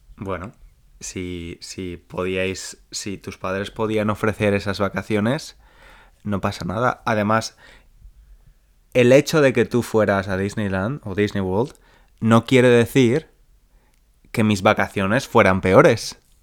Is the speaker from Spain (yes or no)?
yes; Spain; mis vacaciones de verano como niño español